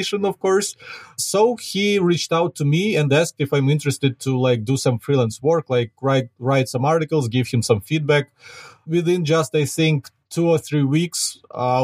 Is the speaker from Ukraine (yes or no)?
yes; Ukraine; accent: Ukrainian; English is a second language; I'm a Ukrainian myself, as you can probably hear from my accent.